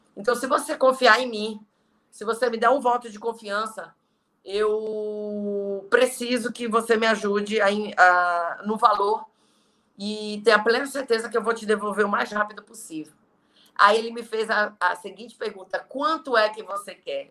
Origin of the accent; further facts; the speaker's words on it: Belém, Pará, Brazil; moved away as an adult; now in Fortaleza, Brazil; Eu sou de Belém e moro há quase dois anos aqui em Fortaleza